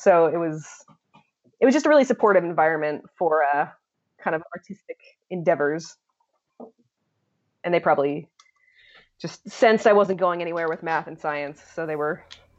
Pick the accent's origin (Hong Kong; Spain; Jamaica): Hong Kong; born there; also born or lived in Israel / London / Turkey / Virginia; So I was born in Hong Kong, actually, and spent the first couple years there and got to move around a lot while I was growing up, which was really amazing. So we lived in Israel and London and Turkey, and then Virginia was kind of the home base for us.